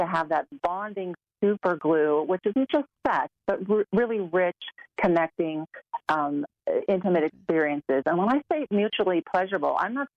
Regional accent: Orange County, California, United States; moved away as an adult; now in Colorado, United States; I'm an Orange County girl.

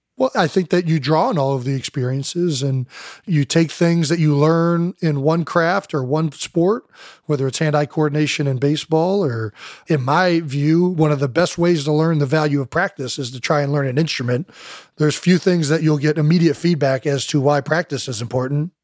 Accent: Cleveland Heights, Ohio, United States; we're from Cleveland Heights

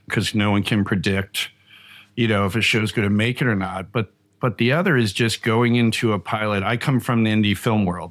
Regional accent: Long Island, New York, United States; I grew up in Long Island, New York

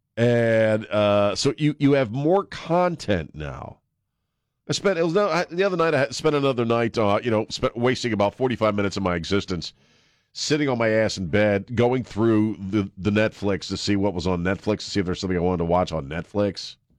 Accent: East Coast, United States; now in San Antonio, United States; we grew up on the East Coast

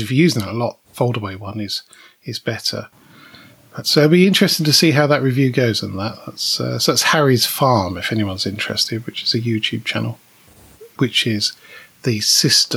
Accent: United Kingdom; we are British

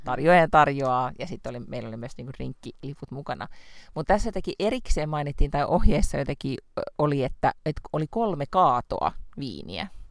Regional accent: Lahti, Päijät-Häme, Finland; moved away; olen kuitenkin Lahesta kotoisin

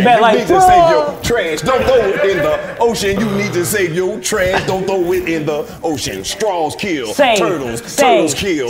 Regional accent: Oxford, Mississippi, United States; I'm from Oxford.

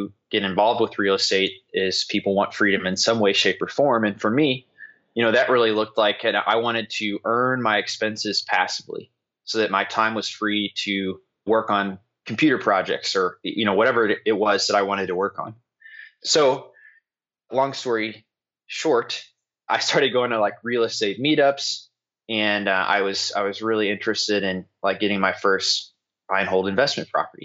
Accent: St. Louis, Missouri, United States; moved away as an adult; now in Indiana, United States; I grew up in St. Louis

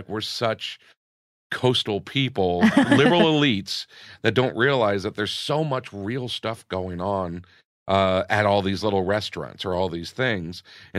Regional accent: New York, United States; also born or lived in Los Angeles, United States; Growing up, comedy-wise, growing up in New York and in L.A. as well, we're very cynical as comedians.

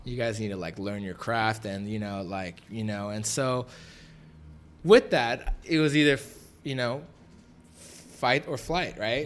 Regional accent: Los Angeles, California, United States; from the valley, uh, was definitely raised there at Granada Hills High School

